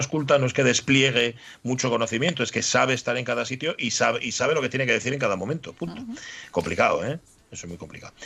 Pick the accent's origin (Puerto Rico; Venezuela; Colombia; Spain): Spain; A los españoles, chico, es que se nos nota a la legua